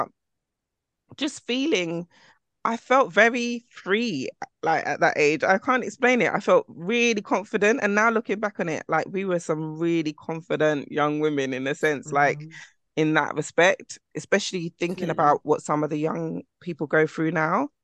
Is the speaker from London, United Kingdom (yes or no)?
yes; London, United Kingdom; growing up in London